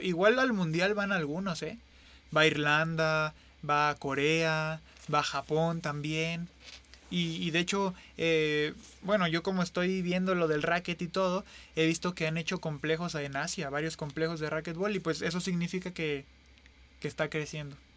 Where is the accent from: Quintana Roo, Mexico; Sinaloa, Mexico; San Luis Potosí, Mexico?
San Luis Potosí, Mexico; somos tres potosinos